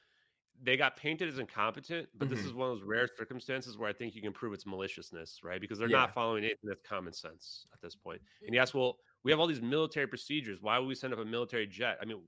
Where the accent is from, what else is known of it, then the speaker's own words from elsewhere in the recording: United States; as an American